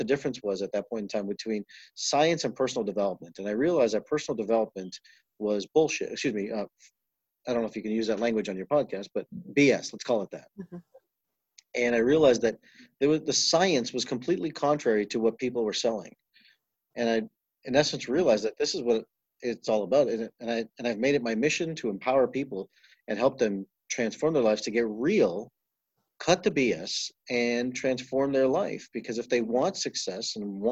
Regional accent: Toronto, Ontario, Canada; I grew up in Toronto, Canada, and grew up in a very Eastern philosophy of life and in an East Indian home

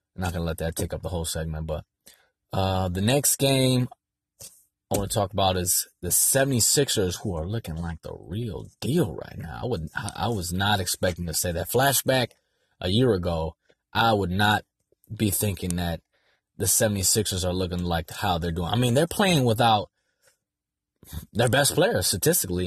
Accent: San Diego, California, United States; I'm from San Diego.

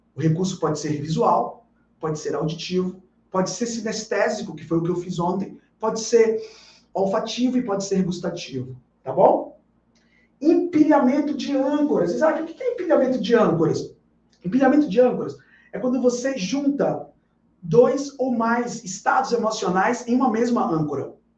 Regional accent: Bahia, Brazil; Aqui na Bahia, na minha terra, a gente chama isso de comer com farinha

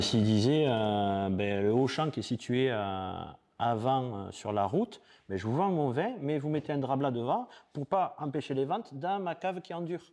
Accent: Perpignan, Occitania, France; j'ai 47 ans, je suis de Perpignan

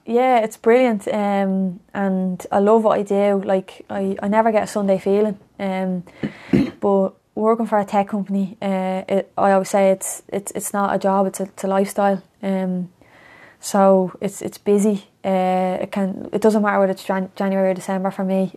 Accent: Dublin, Leinster, Ireland; I'm from Coolock

